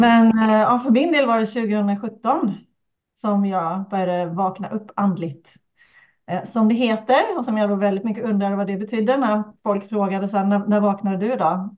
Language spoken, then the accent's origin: Swedish; Kalmar County, Sweden; accent: Öland dialect (drops R's); now in Uppsala, Sweden; jag kommer från Öland